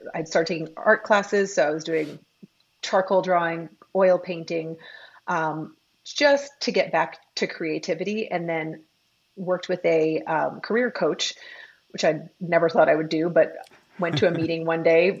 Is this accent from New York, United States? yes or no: yes; New York City, New York, United States; moved away as an adult; also born or lived in Michigan / San Francisco; now in Austin, United States; I grew up in New York City